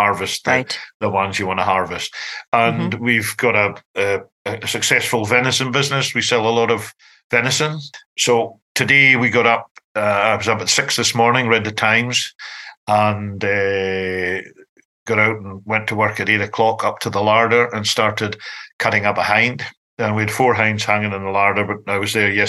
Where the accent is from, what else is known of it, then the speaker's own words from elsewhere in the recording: Scotland, United Kingdom; I'm the Scottish guy